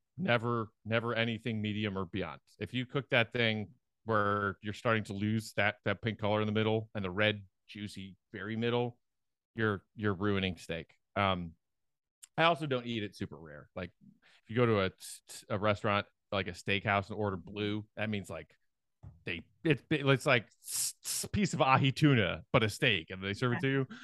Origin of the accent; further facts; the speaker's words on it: Chicago, Illinois, United States; part of who I am as a Chicagoan.